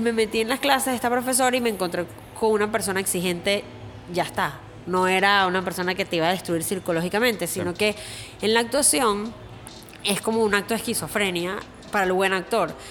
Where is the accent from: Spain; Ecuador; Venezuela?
Venezuela; moved away as an adult; also born or lived in New York; now in Miami, United States; venezolana viviendo en los Estados Unidos